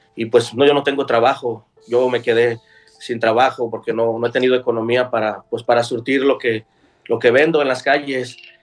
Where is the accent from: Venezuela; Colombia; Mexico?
Mexico; Guadalajara, Jalisco; moved away as an adult; nosotros somos de Guadalajara, Jalisco